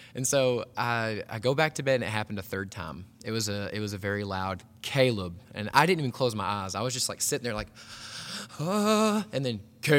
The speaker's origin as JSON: {"language": "English", "town": "Hot Springs", "region": "Arkansas", "country": "United States", "tie": "born or raised there", "said": "I grew up here in Arkansas. Hot Springs is like a cool little city, kind of even like a tourist town. But grew up there."}